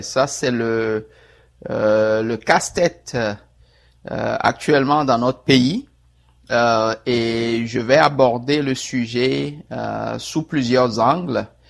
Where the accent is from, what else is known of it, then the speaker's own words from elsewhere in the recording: Togo; moved away as an adult; also born or lived in Kpalimé, Togo / Tabligbo, Togo / Bassar, Togo / Lomé, Togo; now in Montreal, Canada; je suis euh, euh togolais. Euh, j'ai été conçu d'abord à Niamtougou. En fait, j'ai, je suis né à Palimé.